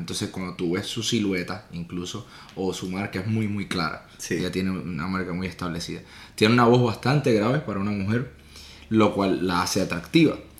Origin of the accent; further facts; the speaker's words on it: Puerto Rico; yo soy de Puerto Rico, nací y criado